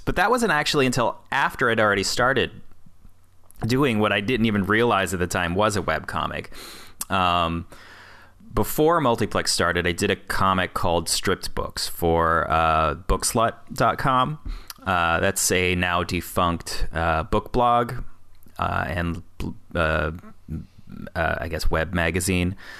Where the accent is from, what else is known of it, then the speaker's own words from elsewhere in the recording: Peoria, Illinois, United States; moved away as an adult; I was living in Peoria, Illinois, my hometown-ish. Uh, sort of my hometown, anyway. I grew up there from, like, third grade till I was, uh, you know, twenty-five